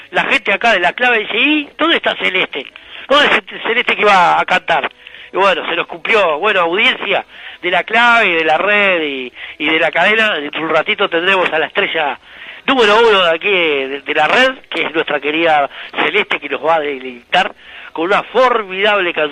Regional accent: Uruguay; moved away

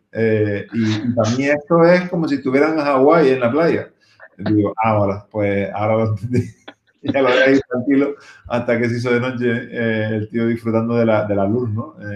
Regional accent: Canary Islands, Spain; Nosotros como canarios, eh, pues obviamente esto lo damos por, por, por sentado, ¿no?

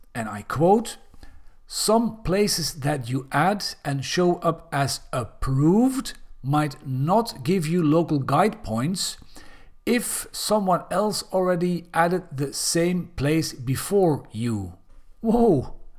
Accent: Belgium; Belgium, my home country

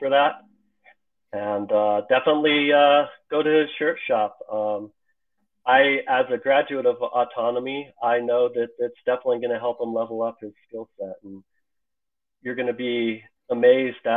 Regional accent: Colorado, United States; I grew up in Colorado

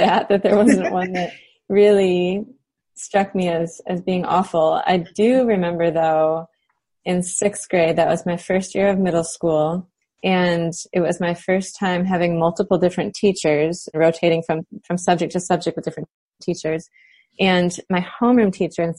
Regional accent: United States; moved away as an adult; also born or lived in Cape Town, South Africa / Michigan; living as an American in a foreign country

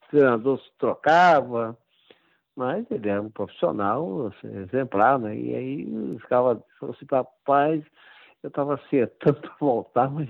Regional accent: São Paulo, Brazil; Era sou paulista e tinha uma avó carioca que eu passava as férias no Rio.

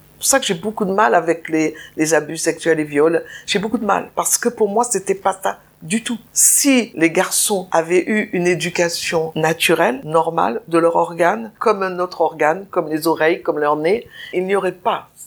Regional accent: Nice, Provence-Alpes-Côte d'Azur, France; je suis née à Nice

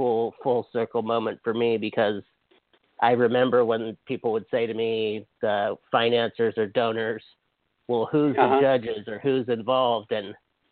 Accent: Kauai, Hawaii, United States; I'm from Kauai

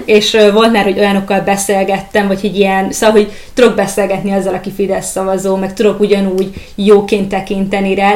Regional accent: Hungary; now in Budapest, Hungary; ide költöztem, én, én egyébként vidéki vagyok

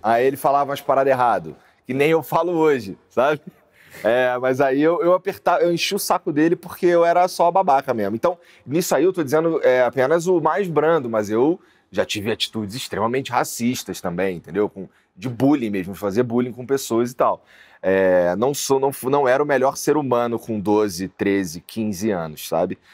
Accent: Rio de Janeiro, Brazil; accent: carioca; moved away as an adult; also born or lived in Curitiba; eu sou da Zona Norte do Rio de Janeiro. Eu morava ali, morei a maior parte da minha vida no Rocha.

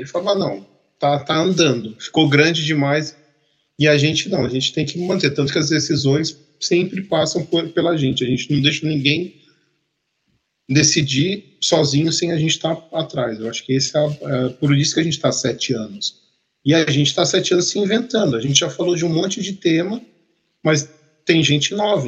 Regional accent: Campinas, São Paulo, Brazil; moved away as an adult; now in Canada; eu sou de Campinas, no interior. Fiquei até 2003 ou 2004 em Campinas

